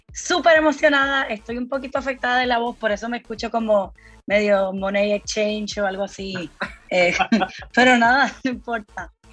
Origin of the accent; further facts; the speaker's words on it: Puerto Rico; soy de Puerto Rico